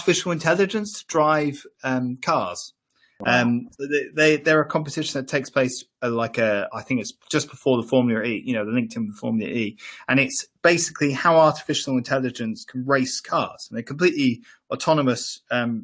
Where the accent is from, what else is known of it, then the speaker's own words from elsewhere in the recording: Ireland; I grew up in Ireland